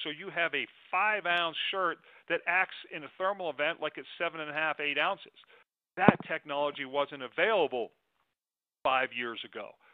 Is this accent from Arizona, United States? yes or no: yes; Arizona, United States; my home state of arizona